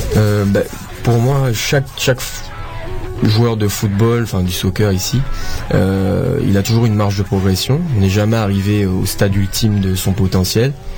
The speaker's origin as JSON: {"language": "French", "country": "Martinique", "tie": "born or raised there", "moved": "yes", "said": "là où j'ai grandi et j'ai été éduqué au soccer"}